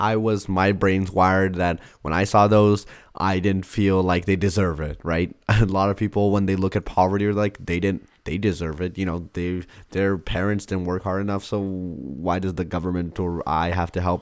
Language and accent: English; India; I'm Indian